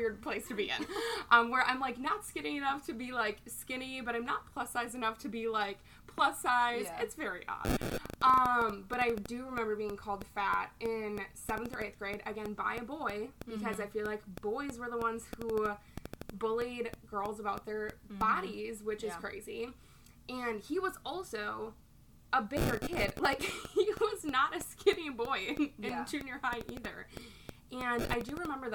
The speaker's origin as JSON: {"language": "English", "region": "Minnesota", "country": "United States", "tie": "born or raised there", "said": "I do also have a nonprofit in my hometown. I'm from Minnesota"}